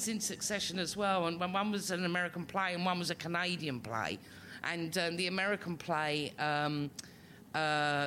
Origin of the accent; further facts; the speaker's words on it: London, United Kingdom; living in Islington, growing up in Islington, and I've not moved in. I'm not new Islington. I'm old Islington